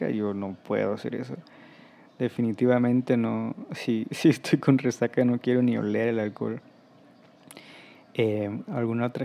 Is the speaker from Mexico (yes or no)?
yes; Mexico; hay algunas bebidas que no me gustan tanto, como el tequila, aunque soy mexicano.